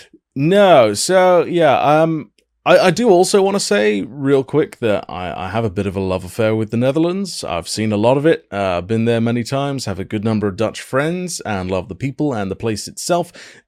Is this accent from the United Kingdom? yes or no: yes; Wales, United Kingdom; my home country of Wales